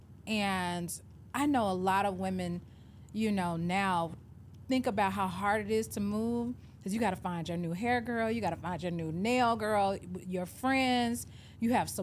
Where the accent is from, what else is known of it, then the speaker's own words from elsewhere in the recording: Atlanta, Georgia, United States; moved away as an adult; also born or lived in Memphis / Miami; I grew up born and raised in Atlanta